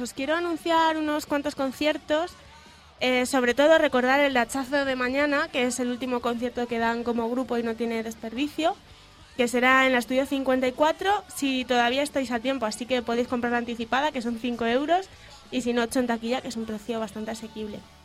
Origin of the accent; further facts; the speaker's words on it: León, Castile and León, Spain; para los conciertos de León, porque la gente solemos ser bastante más paraditos